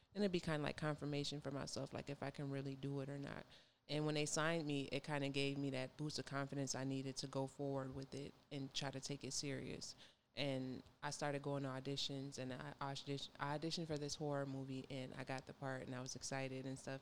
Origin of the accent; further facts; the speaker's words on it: Minnesota, United States; moved away as an adult; now in Georgia, United States; I moved from, I'm from Minnesota